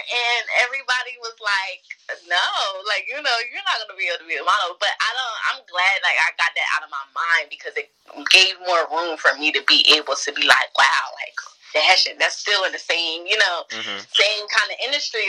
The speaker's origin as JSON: {"language": "English", "town": "Bridgeton", "region": "New Jersey", "country": "United States", "also_born_or_lived": "Millville", "said": "I was born in Millville, but I'm from Bridgeton. I moved around a lot, so I don't even know where, like, I'm actually really from Bridgeton. I'm from Bridgeton."}